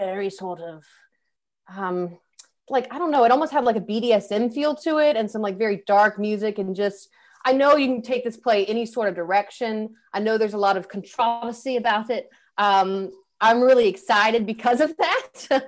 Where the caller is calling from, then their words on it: Metairie, Louisiana, United States; I am reading from Metairie, Louisiana, which is essentially New Orleans, Louisiana.